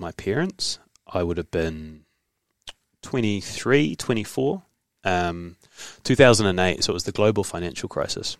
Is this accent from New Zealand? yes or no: yes; New Zealand; also born or lived in Hamilton, New Zealand; I bounced back to New Zealand